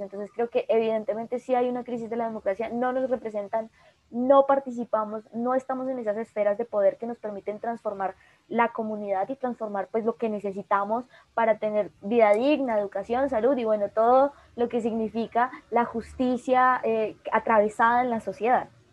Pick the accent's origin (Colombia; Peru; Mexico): Colombia; Cauca; yo soy oriunda del Cauca